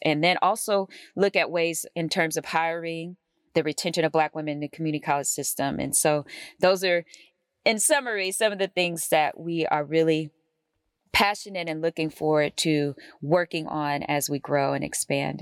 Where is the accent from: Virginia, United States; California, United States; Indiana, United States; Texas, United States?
California, United States; Oakland; I grew up in Oakland, California